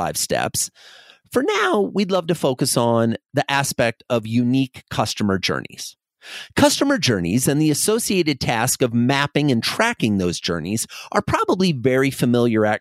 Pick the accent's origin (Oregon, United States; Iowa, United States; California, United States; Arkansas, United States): Iowa, United States; I grew up in Iowa in a farming community